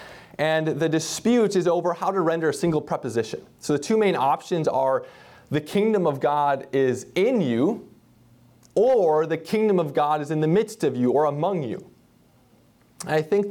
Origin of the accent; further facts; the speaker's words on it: Minnesota, United States; moved away; I grew up in Minnesota, and my parents still live in central Minnesota